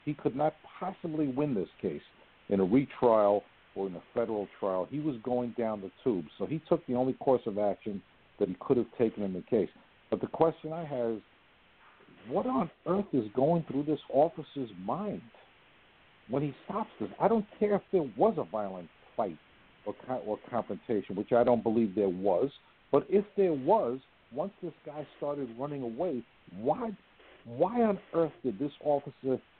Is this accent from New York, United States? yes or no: yes; New York City, New York, United States; I'm just a little guy from the Bronx